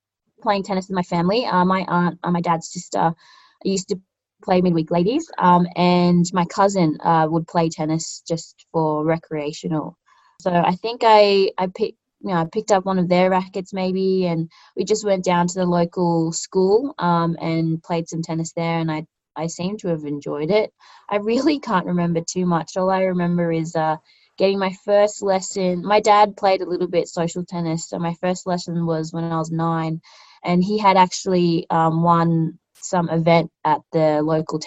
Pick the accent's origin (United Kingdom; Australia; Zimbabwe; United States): Australia; Canberra, Australian Capital Territory; I'm born and raised in Canberra.